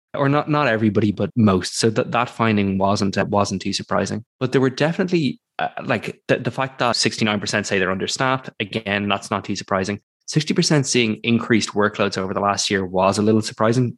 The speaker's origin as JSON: {"language": "English", "country": "Ireland", "said": "I'm also from Ireland"}